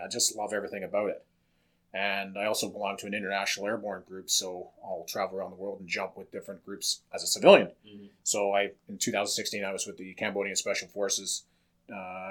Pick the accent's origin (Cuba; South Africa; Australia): Australia; now in Canada; I was born in Australia